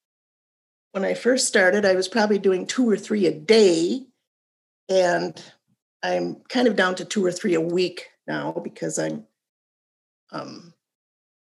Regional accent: Austin, Minnesota, United States; born and raised in Minnesota, and first started with my county, Moore County, in Austin, Minnesota

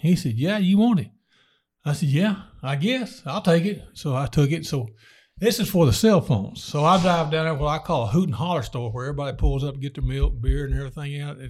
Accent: Texas, United States; I grew up in Jayden, Texas on a cotton farm.

